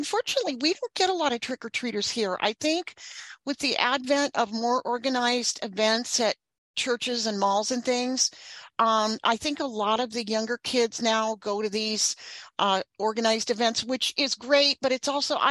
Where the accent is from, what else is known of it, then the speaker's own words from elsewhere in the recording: Northern California, United States; I grew up in Northern California